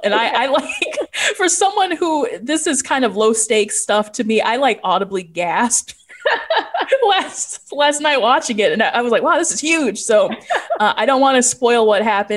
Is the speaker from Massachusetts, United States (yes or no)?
no; Chicago, Illinois, United States; I'm from Chicago